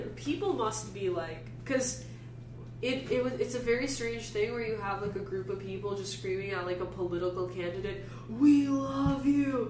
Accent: New York City, New York, United States; I was from Staten Island and Jewish

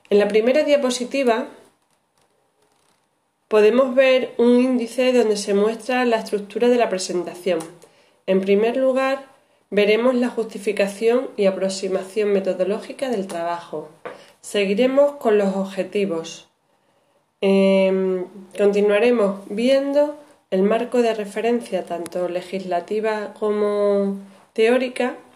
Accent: Extremadura, Spain; Este trabajo parte como una necesidad profesional como docente extremeña que soy en la actualidad

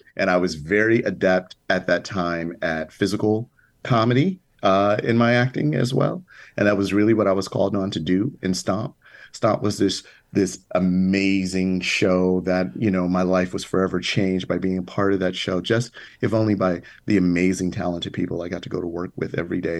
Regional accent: Chicago, Illinois, United States; moved away; as a little kid growing up on the south side of Chicago

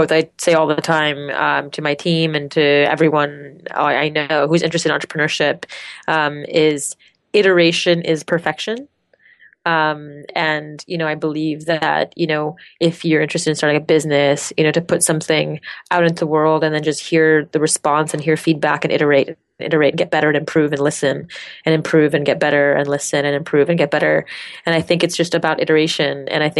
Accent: Montreal, Quebec, Canada; accent: French; first language French; English is a second language; moved away as an adult; So grew up in Montreal, Canada. French is my first language. So I actually used to speak English like this, the French accent.

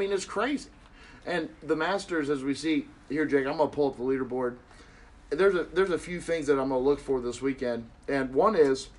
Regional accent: Cincinnati, Ohio, United States; Then obviously we're from Cincinnati, so we know they got Carlos Dunlap, okay?

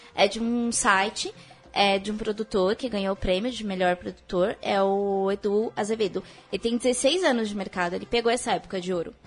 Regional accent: Mogi das Cruzes, São Paulo, Brazil; eu sou mogiana, sou de Mogi das Cruzes

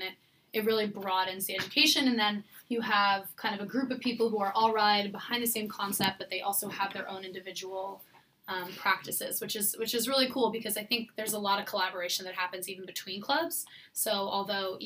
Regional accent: California, United States; moved away as an adult; I grew up in California with a garden and a mini orchard

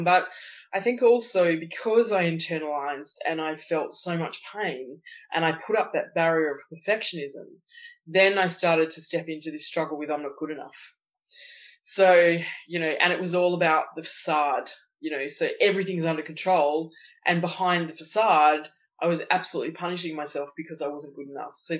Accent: Tasmania, Australia; I grew up in Tasmania, which is it's sort of a small island at the bottom of Australia

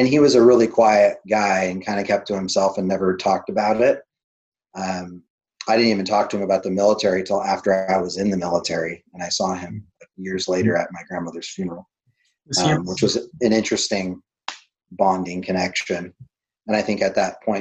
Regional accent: Bend, Oregon, United States; I grew up in Central Oregon, and I went to Mountain View High School and in Bend

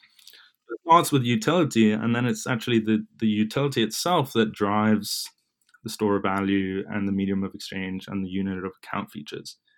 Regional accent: London, United Kingdom; moved away as an adult; now in New York, United States; I was born and raised in London, in England, that is

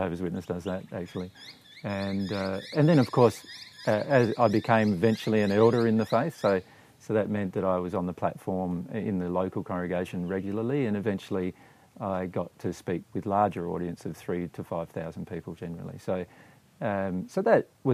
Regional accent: Riverland, South Australia, Australia; in the Riverland town in which we were growing up in South Australia

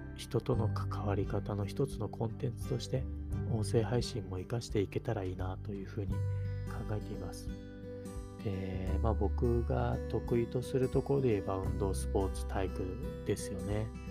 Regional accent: Gotemba, Shizuoka, Japan; 地元が静岡県の御殿場市、で、今もそこに住んでるんですけど

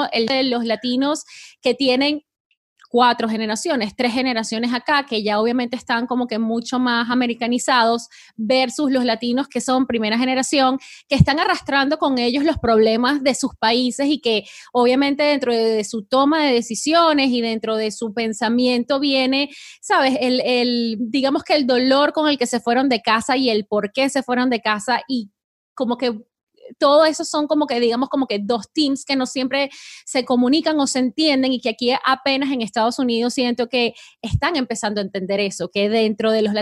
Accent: Colombia; now in United States; yo soy colombiana y eh, orgullosa de ser colombiana y tienes tu identidad.

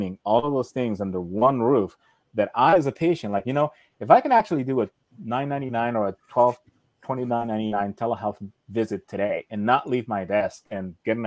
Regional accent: Argentina; I was born in Argentina

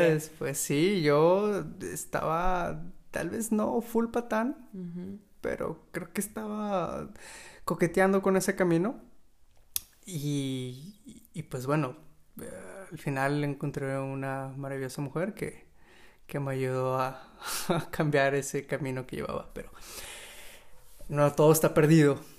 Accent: Mexico; hablando como mexicano

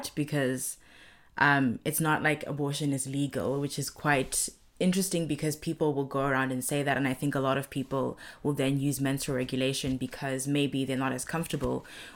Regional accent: Zimbabwe; also born or lived in India; my home country in Zimbabwe

